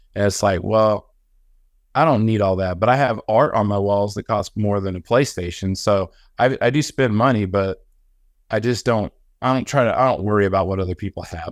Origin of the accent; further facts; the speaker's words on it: Illinois, United States; moved away as an adult; now in Augusta, Georgia, United States; I grew up in the Midwest on, like, farms, and so nobody had money where I'm from